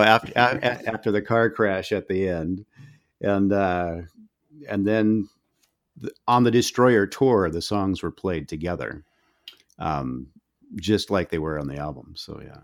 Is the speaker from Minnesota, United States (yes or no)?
yes; Minnesota, United States; I'm from Minnesota